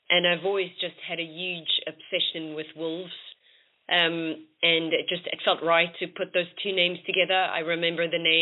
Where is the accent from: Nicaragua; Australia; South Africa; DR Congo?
South Africa; moved away as an adult; now in London, United Kingdom; I am originally from South Africa and I moved to London about six years ago.